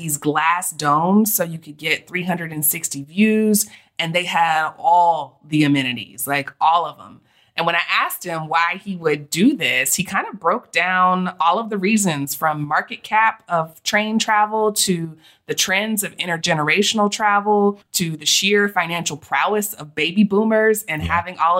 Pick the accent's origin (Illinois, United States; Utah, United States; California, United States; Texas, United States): Texas, United States; also born or lived in Georgia / Florida; But growing up in Texas and Georgia